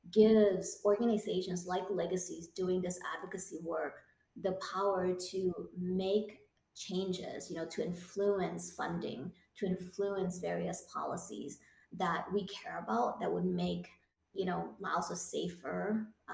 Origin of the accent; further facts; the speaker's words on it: Ohio, United States; my home state of Ohio